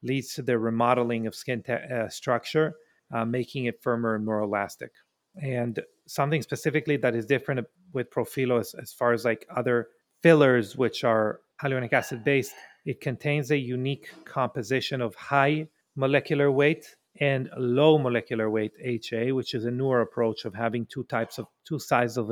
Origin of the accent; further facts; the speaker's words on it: Israel; moved away; I'm from Israel originally